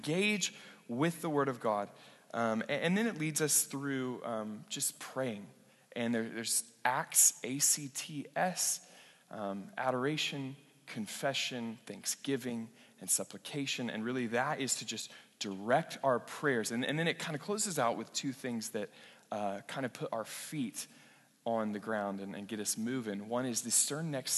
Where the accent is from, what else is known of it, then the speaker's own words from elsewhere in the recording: western Oklahoma, United States; moved away; western Oklahoma where I grew up